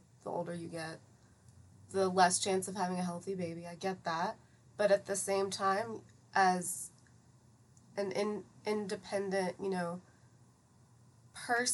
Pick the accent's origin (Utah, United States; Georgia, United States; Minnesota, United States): Georgia, United States; Atlanta; also born or lived in Iran; Grew up in Atlanta, all over the place